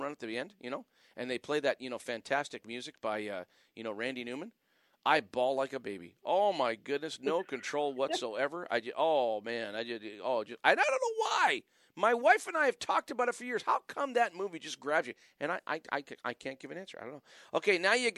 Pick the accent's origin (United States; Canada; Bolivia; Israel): Canada; Wallaceburg, Ontario; now in Ottawa, Canada; I was born in Wallaceburg, Ontario